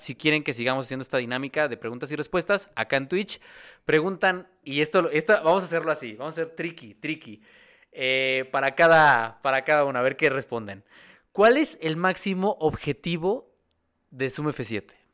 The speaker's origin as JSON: {"language": "Spanish", "country": "Mexico", "tie": "born or raised there", "said": "allá en mi pueblo en San Castolo"}